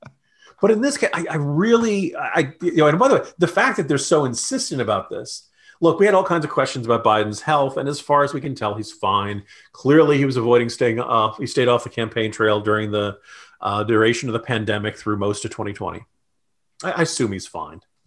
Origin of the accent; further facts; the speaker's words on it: New Jersey, United States; accent: New Jersey; my New Jersey accent